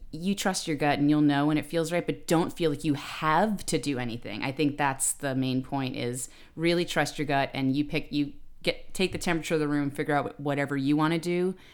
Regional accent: New York City, New York, United States; I'm from the Bronx

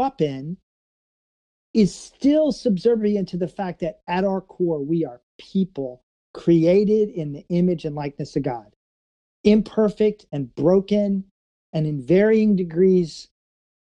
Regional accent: St. Louis, Missouri, United States; growing up in St. Louis

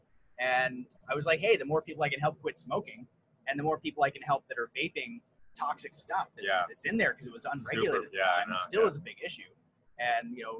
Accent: United States; moved away as an adult; also born or lived in New York / Colorado; now in Vancouver, Canada; I grew up in a mix of New York and Colorado.

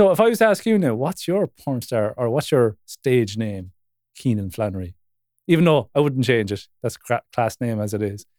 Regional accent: Ireland; We're Irish, so that's fucking pale.

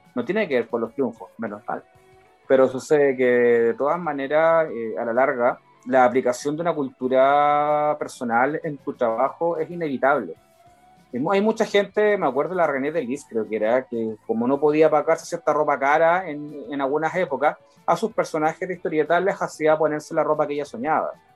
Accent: Valparaíso, Chile; also born or lived in Viña del Mar; now in Santiago, Chile; Yo, yo nací en Viña del Mar, crecí en Valparaíso y, y yo tengo Valparaíso en el corazón

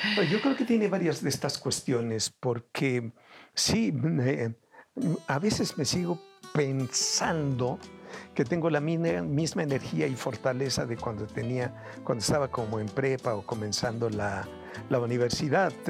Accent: Veracruz, Mexico; moved away; also born or lived in Mexico City; Me voy a Veracruz, de donde soy oriundo

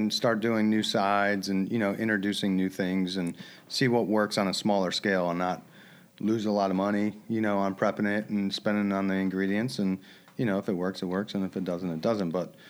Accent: Cleveland, Ohio, United States; moved away; also born or lived in Charlotte; No, I'm from Cleveland, Ohio.

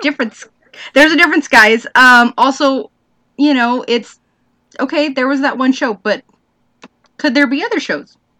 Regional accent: United States

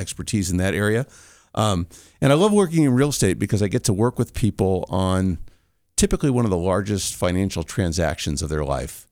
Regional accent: California, United States; moved away as an adult; now in Colorado, United States; I'm originally from California, moved

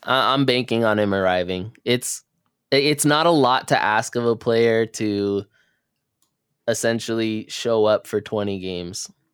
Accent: Los Angeles, California, United States; we are from Los Angeles

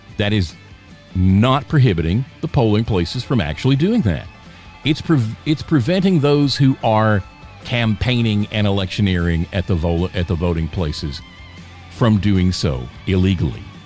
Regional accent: the South, United States; I was raised in the South, born and raised in the South

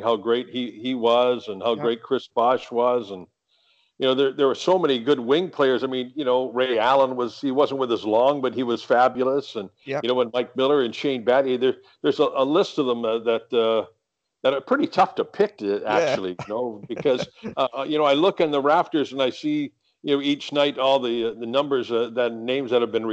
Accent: United Kingdom; also born or lived in Canada; now in Miami, United States

